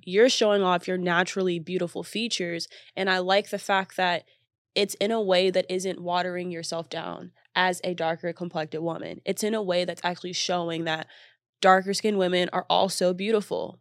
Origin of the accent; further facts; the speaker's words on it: Texas, United States; I'm from Texas